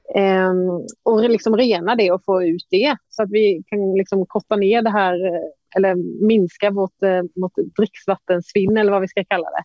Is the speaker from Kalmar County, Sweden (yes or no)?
yes; Emmaboda, Kalmar County, Sweden; från Emmaboda, ja. lokalt småländskt eh, knegarsamhälle.